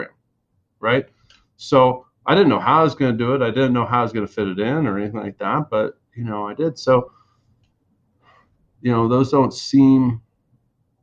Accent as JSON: {"language": "English", "area": "Fairfax County, D.C.", "region": "Virginia", "country": "United States", "tie": "born or raised there", "moved": "as an adult", "lives_now": "San Diego, United States", "said": "I grew up in the East Coast, right side of Washington, D.C., in Fairfax County"}